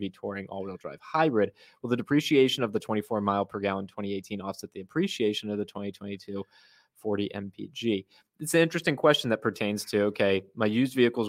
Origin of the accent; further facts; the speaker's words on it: Arizona, United States; this was the zip code that I grew up in Arizona